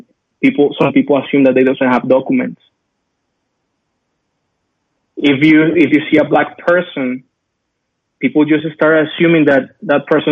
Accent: Colombia; moved away; I'm from Colombia

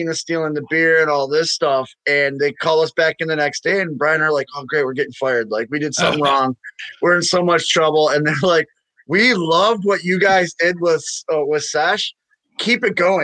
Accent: Milwaukee, Wisconsin, United States; moved away as an adult; also born or lived in Missouri; born and raised in Milwaukee

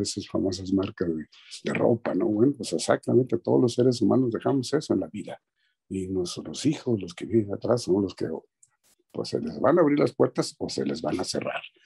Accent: San Luis Potosí, Mexico; moved away as an adult; also born or lived in Mexico City; ahí en mi pueblo, donde soy yo, San Luis Potosí, este, a dos cuadras de donde yo vivía, la casa de mis padres

